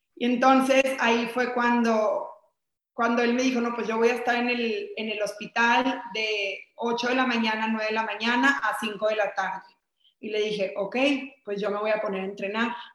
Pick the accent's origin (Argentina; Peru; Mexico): Mexico; soy de México